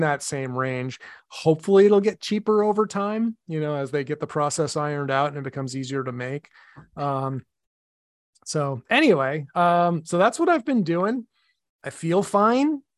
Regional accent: Medford, Massachusetts, United States; Medford in my hometown

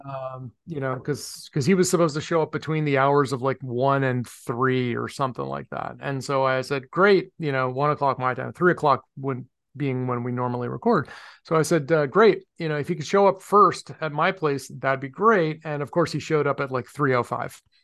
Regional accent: Medford, Massachusetts, United States; also born or lived in Somerville, Massachusetts; my hometown in Medford

